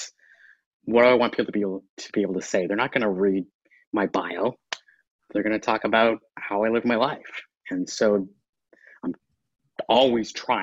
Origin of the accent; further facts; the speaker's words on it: Canada; I'm Canadian